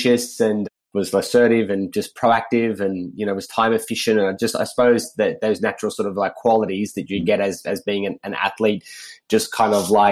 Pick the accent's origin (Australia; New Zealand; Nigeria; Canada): Australia; Sydney, New South Wales; I grew up in Sydney, Australia